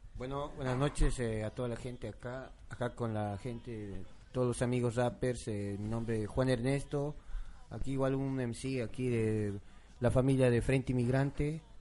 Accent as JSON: {"language": "Spanish", "region": "La Paz", "country": "Bolivia", "moved": "yes", "lives_now": "Buenos Aires, Argentina", "said": "aquí en Buenos Aires, Argentina, soy de La Paz"}